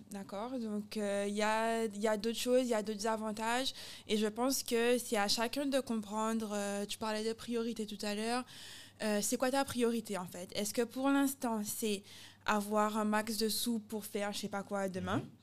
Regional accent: Guadeloupe; moved away; also born or lived in Italy; j'aime beaucoup les Guadeloupéens, je suis guadeloupéenne

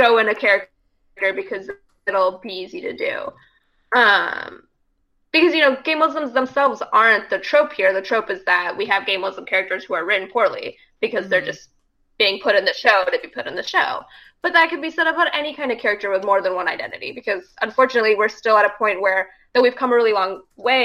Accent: North Texas, United States; I'm from North Texas, grew up in a very diverse place

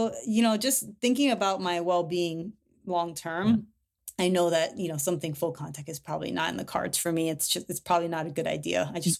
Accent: Hawaii, United States; And that's what I came up in, you know, as a kid and growing up in Hawaii.

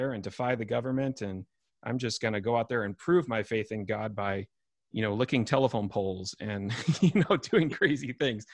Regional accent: United States

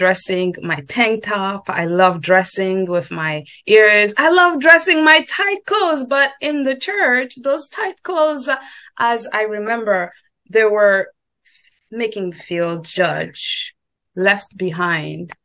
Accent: DR Congo; moved away as an adult; now in United States; I grew up and I was born raised in the Congo, Democratic Republic of Congo, Central Africa

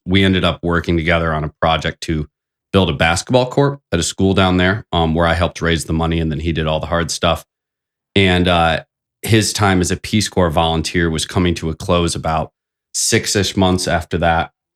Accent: South Bend, Indiana, United States; I thought South Bend was a wonderful place to grow up

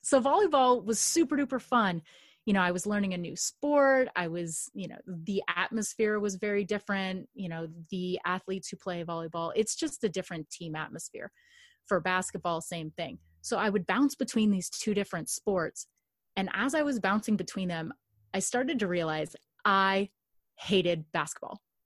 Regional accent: Los Angeles, California, United States; I grew up in Los Angeles or just outside

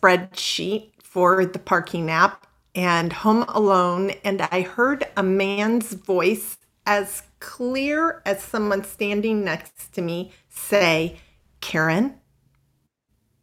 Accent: Midwest, United States; moved away as an adult; also born or lived in Houston / Los Angeles; I grew up in the Midwest, pretty conservative

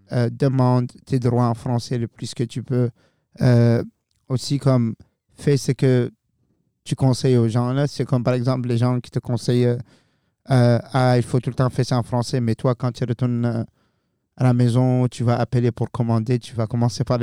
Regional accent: New Brunswick, Canada; accent: Acadian; French is a second language; moi, c'est ici que j'ai appris le français. Et je pense que c'est clair pour tout le monde qui nous écoute à ce point que j'ai un accent un petit peu acadien

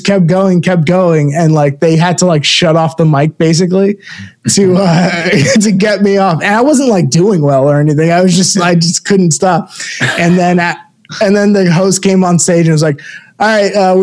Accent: Florida, United States; moved away as an adult; also born or lived in Brooklyn, New York; now in New York, United States; I grew up in, I was born in Brooklyn, moved to Florida, raised there

